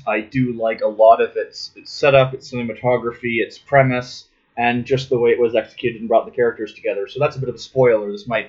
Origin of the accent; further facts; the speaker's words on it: Canada; I'm Canadian